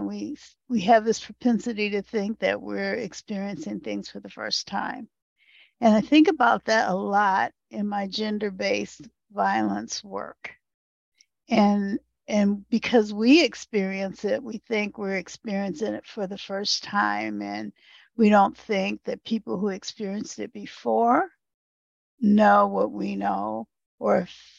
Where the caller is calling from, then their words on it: Michigan, United States; Hi, I'm calling in from Northeast Michigan, and Michigan is the land of the Three Fires tribes, the Ottawa, Odawa, and Potawatomi.